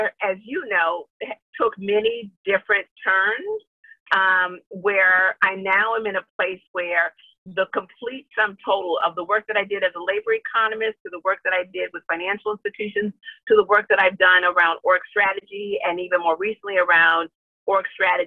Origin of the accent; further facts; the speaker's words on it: Bloomington, Minnesota, United States; moved away as an adult; also born or lived in Wisconsin / Chicago; I grew up in Bloomington, Minnesota in the 70s